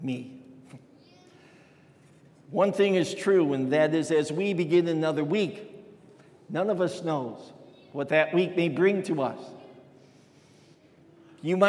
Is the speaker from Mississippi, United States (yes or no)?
no; Chicago, Illinois, United States; growing up in Chicago